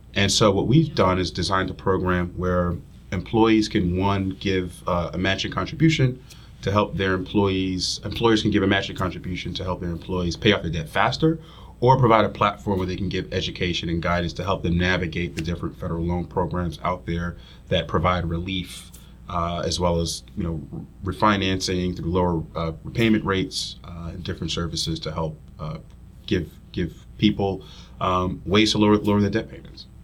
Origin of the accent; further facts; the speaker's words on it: New Jersey, United States; moved away as an adult; also born or lived in Union Township, New Jersey; now in Philadelphia, United States; I'm from North Jersey as well